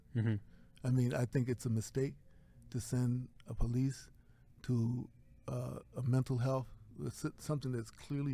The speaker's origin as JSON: {"language": "English", "town": "Baltimore", "region": "Maryland", "country": "United States", "tie": "born or raised there", "moved": "yes", "lives_now": "New Haven, United States", "said": "I live in New Haven, Connecticut. I was born in Baltimore, Maryland"}